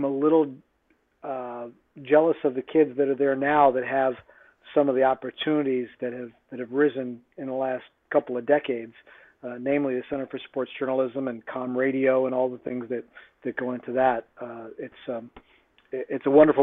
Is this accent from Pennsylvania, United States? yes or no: yes; Middletown, Pennsylvania, United States; also born or lived in State College, Pennsylvania; growing up in Middletown, Pennsylvania